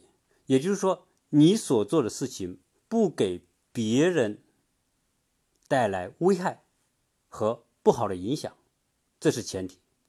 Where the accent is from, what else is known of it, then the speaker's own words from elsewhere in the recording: China; now in United States; 你比如说我们中国人，